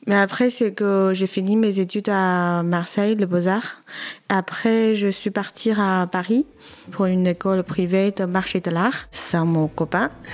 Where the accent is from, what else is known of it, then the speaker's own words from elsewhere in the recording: Wuhan, Hubei, China; French is a second language; moved away as an adult; now in France; Je viens de Chine, au centre-ville, ça s'appelle Wuhan, à côté de la rivière de Yangtze